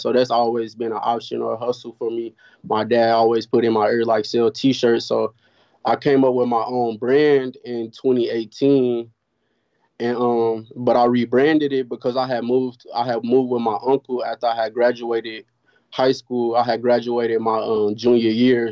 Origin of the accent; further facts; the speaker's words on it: Oklahoma City, Oklahoma, United States; I'm from Oklahoma City